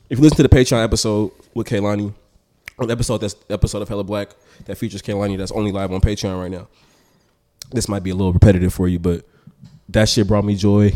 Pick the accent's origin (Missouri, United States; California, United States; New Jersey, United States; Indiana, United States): California, United States; Oakland; I'm from North Oakland, lived in North Oakland till I was fourteen, then I moved to the East